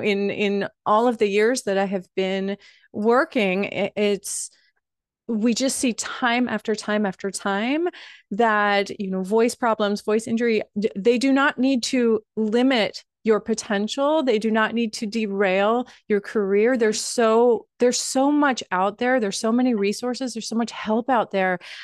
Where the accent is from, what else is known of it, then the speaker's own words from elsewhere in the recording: Wappingers Falls, New York, United States; now in Westchester County, United States; as someone who is a Hudson Valley girl, I'm from Wappingers Falls originally